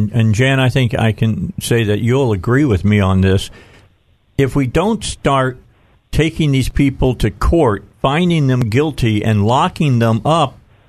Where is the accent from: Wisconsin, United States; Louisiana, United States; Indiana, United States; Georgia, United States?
Indiana, United States; Hammond; I grew up right outside of Chicago in northwest Indiana, in Hessville and Hammond, right next to East Chicago, Indiana